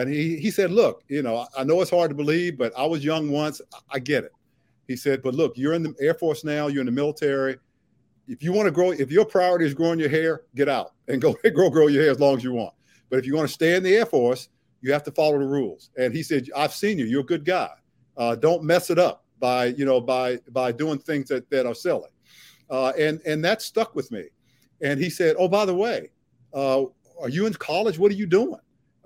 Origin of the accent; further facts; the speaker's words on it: Washington, District of Columbia, United States; growing up in Southeast